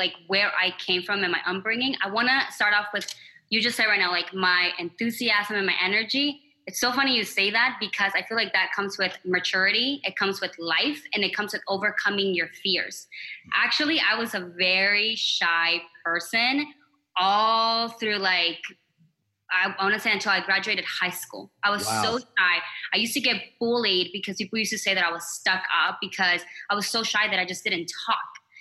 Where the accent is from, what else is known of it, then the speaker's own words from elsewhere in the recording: Arizona, United States; also born or lived in Mexico / Flagstaff, Arizona; I'm from Arizona. I lived here my entire life